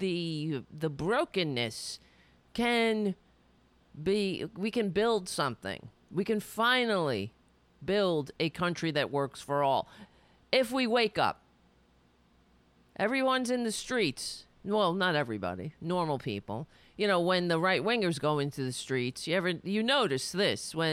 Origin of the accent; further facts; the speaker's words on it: United States; being an American